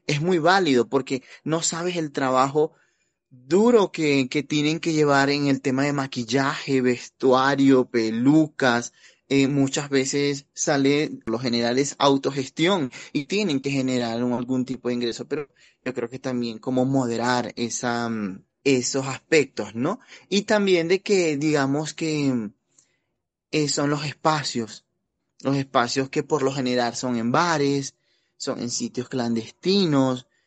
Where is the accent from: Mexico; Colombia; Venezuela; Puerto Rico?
Venezuela; Pues mira, para nadie es un secreto que yo soy migrante venezolano, ya llevo más de cinco años acá en la ciudad